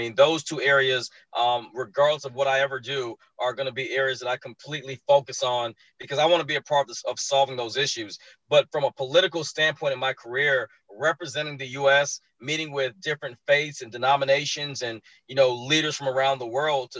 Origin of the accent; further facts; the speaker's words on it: Columbus, Georgia, United States; moved away as an adult; now in Atlanta, United States; So I am a son of immigrants. My mother and father are from Barbados. I grew up in Columbus, Georgia